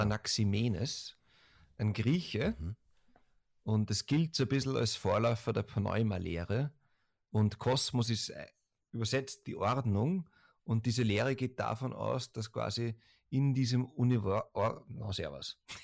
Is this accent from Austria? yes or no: yes; Austria; Das muss man als Österreicher, glaube ich, an Deutschen generell fragen